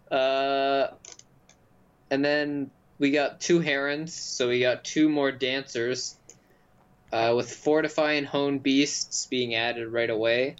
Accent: Canada; we're Canadian

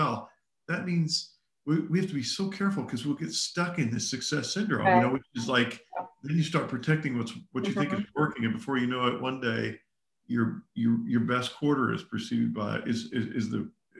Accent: the South, United States; also born or lived in Texas / Kentucky; I grew up in the South

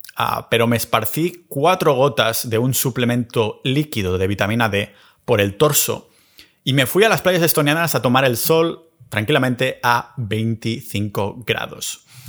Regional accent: a village near Barcelona, Catalonia, Spain; en mi pueblo cerca de Barcelona

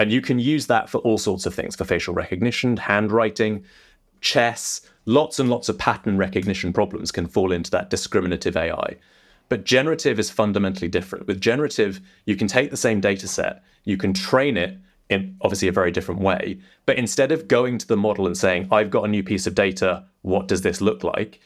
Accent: England, United Kingdom; also born or lived in London; as you might be able to tell by my accent, I'm not. I'm not an American. I'm uh, I'm English. I'm based out of London

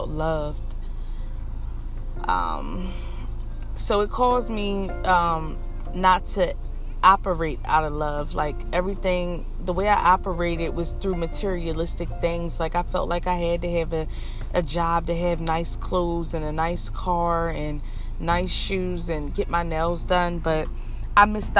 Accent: Philadelphia, Pennsylvania, United States; I grew up in Philadelphia, Pennsylvania

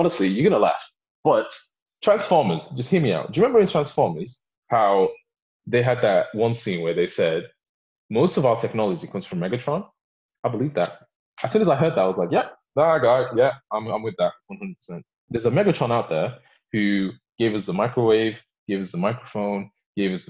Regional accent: Warrington, North West England, United Kingdom; also born or lived in Sudan / Belgium; I'm from Warrington

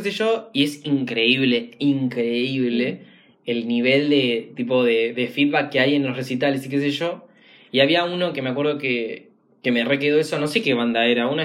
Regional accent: Argentina; los argentinos somos latinos.

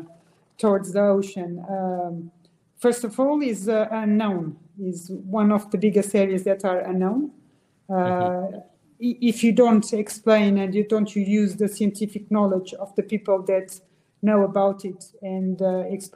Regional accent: Angola; now in Portugal; I was born in Angola near the ocean.

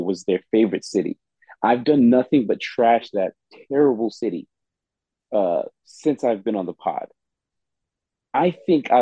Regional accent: Canada; now in New York, United States; As a Canadian citizen, born and raised

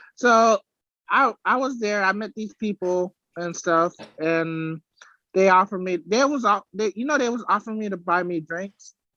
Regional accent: Florida, United States; I'm from Florida.

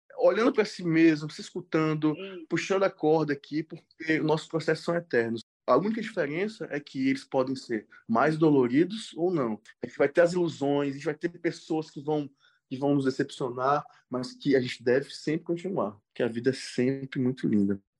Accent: Eunápolis, Bahia, Brazil; moved away as an adult; also born or lived in Itabuna; now in Rio de Janeiro, Brazil; Eu sou da Bahia, sou de uma cidadezinha

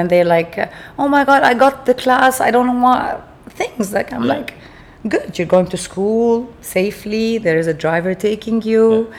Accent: Beirut, Beirut Governorate, Lebanon; moved away as an adult; I was raised in Lebanon, in Beirut, and during the Civil War.

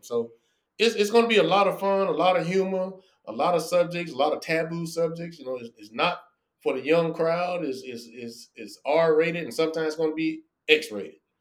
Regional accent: Atlanta, Georgia, United States; I'm from Atlanta

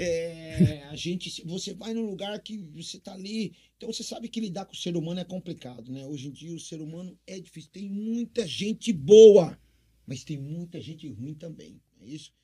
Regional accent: Cambé, Paraná, Brazil; now in Presidente Prudente, Brazil; nasci em Cambé, Paraná, pé vermelho, e vim aqui pra essa cidade que me adotou

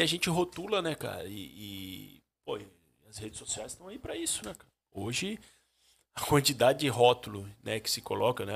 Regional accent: Joinville, Santa Catarina, Brazil; also born or lived in Jaraguá do Sul / Barra Velha / Sombrio; eu nasci em Joinville

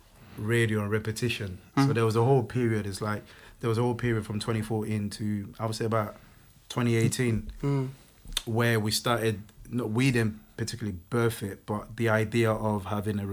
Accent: Côte d’Ivoire; first language French; English is a second language; moved away; So we're both French natives. Like, we speak French. We're both from Ivory Coast

